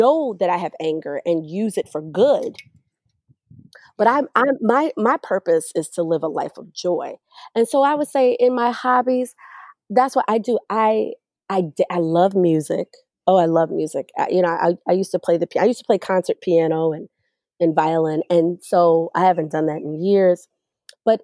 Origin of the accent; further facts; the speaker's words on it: Evanston, Illinois, United States; also born or lived in Skokie, Illinois; growing up, going to some of the top schools in the Chicagoland area, growing up in Evanston, Skokie